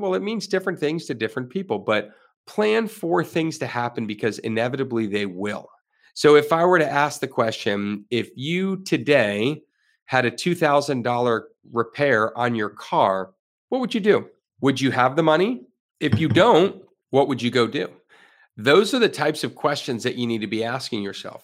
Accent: Florida, United States; I am a Florida resident. I have been my whole life

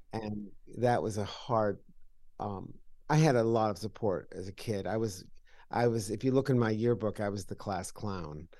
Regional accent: Salem, New York, United States; I grew up in upstate New York in a little town called Salem, New York, in Washington County

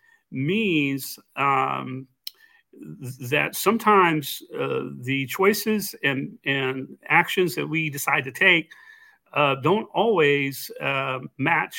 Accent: Texas, United States; growing up in Texas

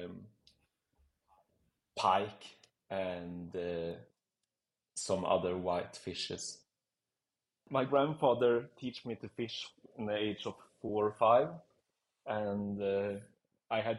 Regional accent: Sweden; moved away as an adult; now in Zurich, Switzerland; I'm from Sweden and moved to Zurich, Switzerland, 2012 when I was 20 years old

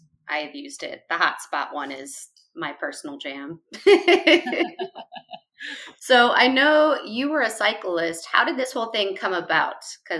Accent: Chicago, Illinois, United States; I'm personally from Chicago.

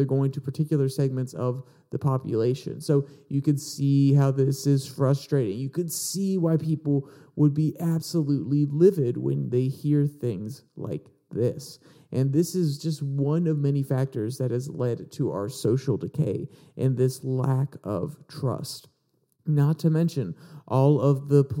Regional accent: United States; as American people

